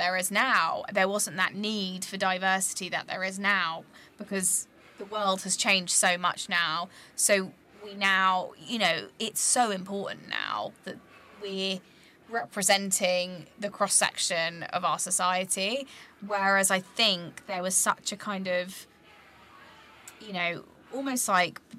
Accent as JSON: {"language": "English", "town": "Croydon", "region": "London", "country": "United Kingdom", "tie": "born or raised there", "also_born_or_lived": "Nottingham", "said": "growing up in Croydon and then going to Nottingham as a university"}